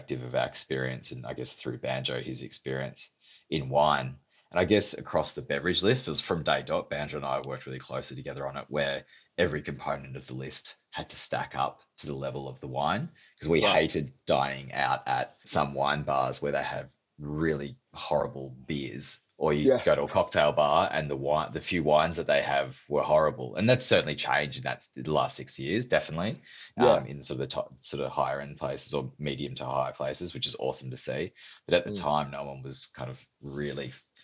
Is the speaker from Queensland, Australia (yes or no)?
no; Yarra Valley, Victoria, Australia; I grew up near the Yarra Valley